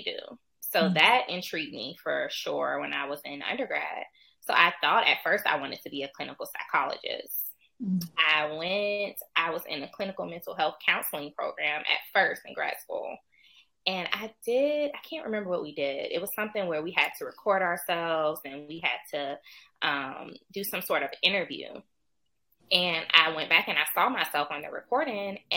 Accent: Savannah, Georgia, United States; I'm from Savannah, Georgia

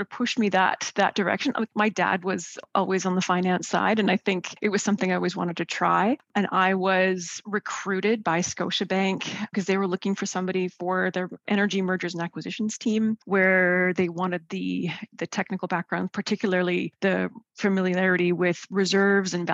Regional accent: Edmonton, Alberta, Canada; also born or lived in Toronto; now in Calgary, Canada; born in Toronto, but my parents early on saw the opportunity out west. So we moved to Alberta when I was quite young and first started out in Edmonton. And kind of spent my elementary and junior high school years up there, moving to Calgary as an older teenager.

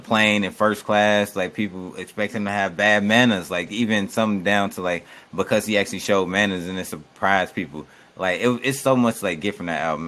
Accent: Chicago, Illinois, United States; I'm from Chicago

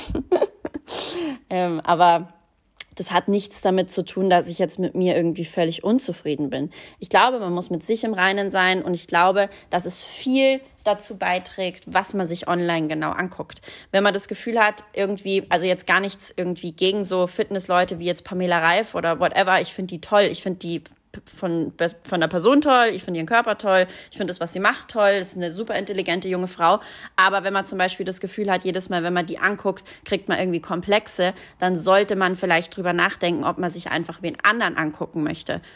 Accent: Hallein, Salzburg, Austria; moved away; Meine Heimatstadt Hallein

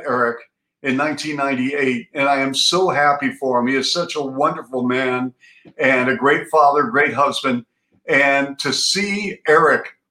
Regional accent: Seattle, Washington, United States; moved away as an adult; also born or lived in Baltimore / Ann Arbor, Michigan / Toronto; I grew up in Seattle

